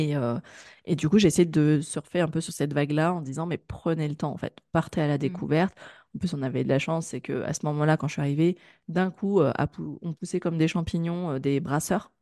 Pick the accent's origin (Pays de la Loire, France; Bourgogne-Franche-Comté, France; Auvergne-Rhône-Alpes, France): Auvergne-Rhône-Alpes, France; Grenoble; moi, je suis originaire de Grenoble